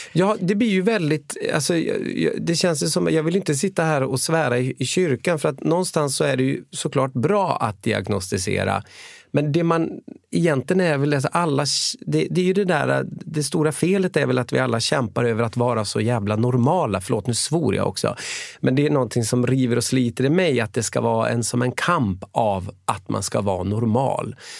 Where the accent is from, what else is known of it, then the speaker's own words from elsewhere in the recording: Umeå, Västerbotten County, Sweden; also born or lived in Gothenburg; now in Karlstad, Sweden; född och uppvuxen i Umeå